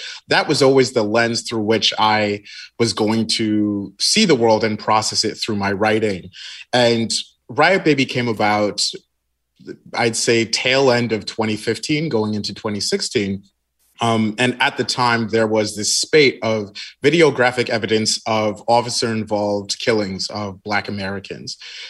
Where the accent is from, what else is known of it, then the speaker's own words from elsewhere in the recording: Nigeria; I'm just Nigerian. That's really what it boils down to.